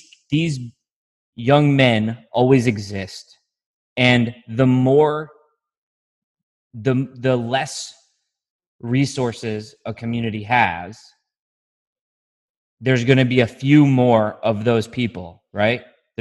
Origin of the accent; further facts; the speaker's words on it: Syracuse, New York, United States; in my, you know, affluent white community I grew up in Syracuse, there are some dangerous people.